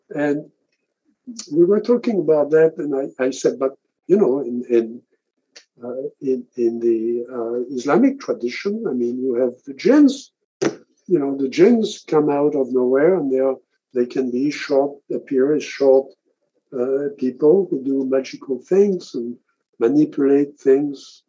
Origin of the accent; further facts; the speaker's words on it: France; I grew up in France